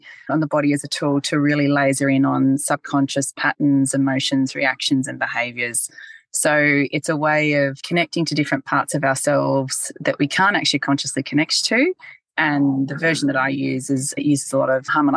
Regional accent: Bathurst, New South Wales, Australia; I grew up in Bathurst, actually, born and bred Bathurst girl.

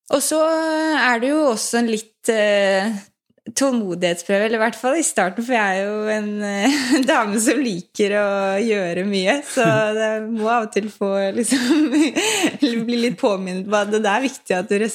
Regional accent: Lommedalen, Akershus, Norway; og jeg vokste opp i Lommedalen eh, med en veldig sporty familie

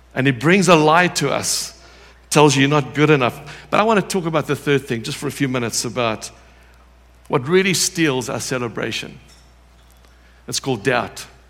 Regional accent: South Africa

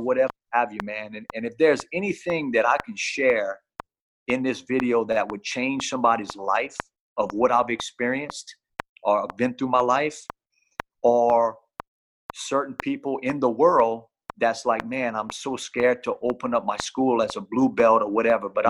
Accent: Louisiana, United States; I'm from Louisiana.

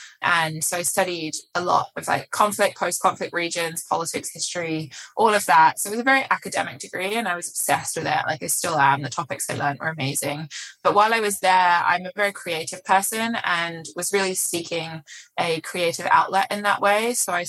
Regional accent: England, United Kingdom; moved away as an adult; now in New York, United States; If you couldn't tell by my accent already, it's slightly muddled now, but I assure you I did grow up in England and I moved to the US about almost 7 years ago now. Moved to New York.

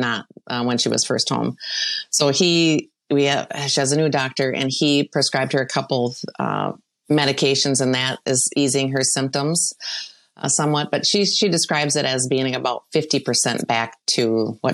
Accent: Rochester, Minnesota, United States; I grew up in Rochester, and I have family that works there

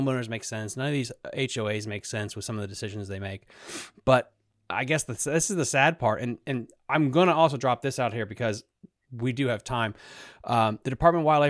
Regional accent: Sleeter Lake, Virginia, United States; I grew up on Sleeters, and before Sleeters got completely bought out by a development

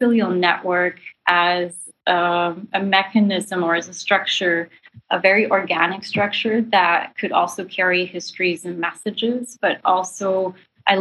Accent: Sri Lanka; now in Toronto, Canada; I'm from Sri Lanka. That's the island I was born on. And then I had to sadly leave because there was a war that broke out, a civil war.

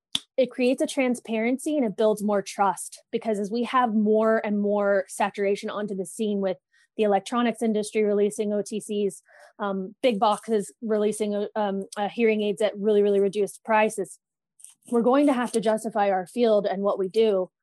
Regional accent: Thousand Oaks, California, United States; In Thousand Oaks, California.

